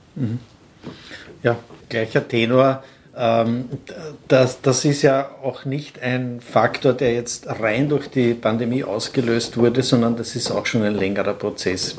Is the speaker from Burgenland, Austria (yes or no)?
yes; Burgenland, Austria; bei uns im Burgenland